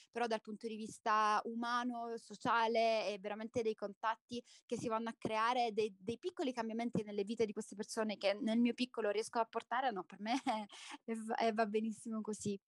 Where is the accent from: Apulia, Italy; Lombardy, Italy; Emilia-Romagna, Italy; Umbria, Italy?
Apulia, Italy; Salento; moved away as an adult; now in Guatemala; sono salentina, sono nata in Salento